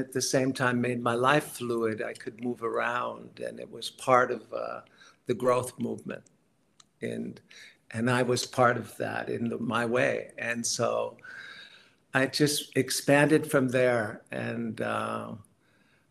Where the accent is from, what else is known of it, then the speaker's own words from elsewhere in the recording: San Francisco, California, United States; I grew up in the Bay Area, San Francisco, Marin County